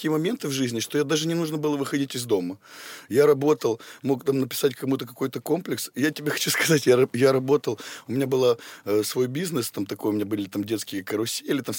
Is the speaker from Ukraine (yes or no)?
no; Potsdam, Brandenburg, Germany; born there; Потсдам. Потсдам.